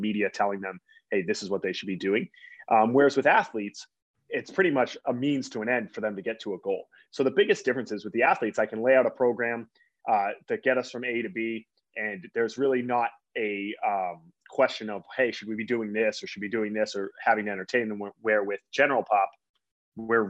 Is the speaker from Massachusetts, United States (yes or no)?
yes; Boston, Massachusetts, United States; I grew up in the Boston area